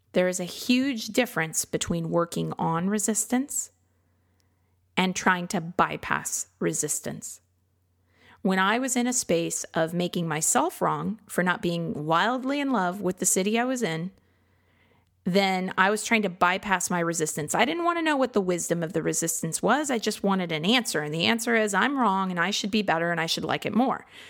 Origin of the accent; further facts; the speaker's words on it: Midwest, United States; now in Austin, United States; I grew up in the Midwest